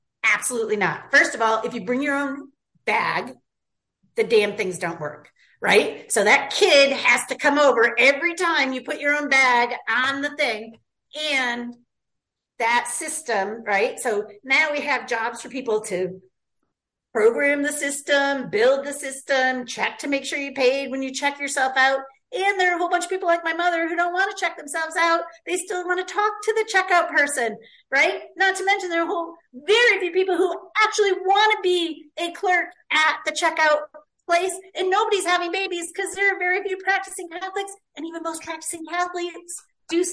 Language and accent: English; North Adams, Massachusetts, United States; I was from North Adams, similar type school system